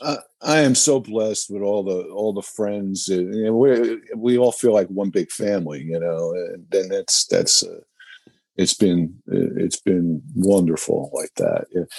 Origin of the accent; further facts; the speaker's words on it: New Jersey, United States; growing up in New Jersey and being musicians